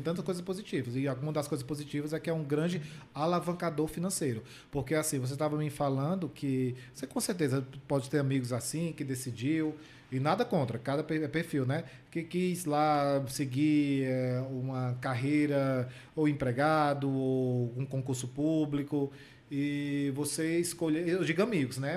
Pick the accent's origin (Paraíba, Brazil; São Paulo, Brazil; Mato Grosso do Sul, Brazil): Paraíba, Brazil; moved away; na minha terra, né, na Paraíba